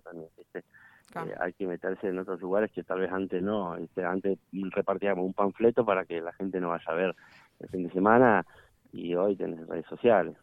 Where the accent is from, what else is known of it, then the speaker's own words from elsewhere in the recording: Allen, Río Negro, Argentina; somos de Allen